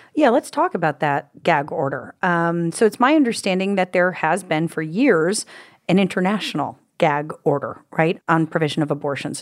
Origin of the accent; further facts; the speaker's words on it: United States; as an American woman